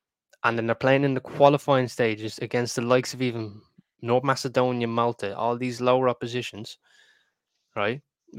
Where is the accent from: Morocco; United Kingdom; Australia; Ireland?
Ireland; as an Irish person